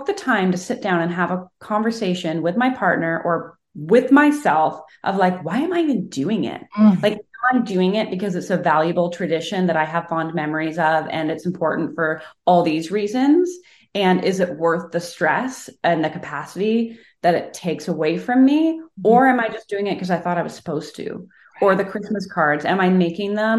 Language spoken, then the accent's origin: English; Canada; I'm a Canadian